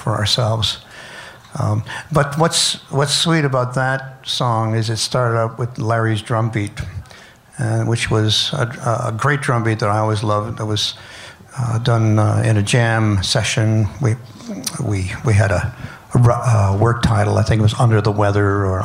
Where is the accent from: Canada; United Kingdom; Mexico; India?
Canada; I'm Canadian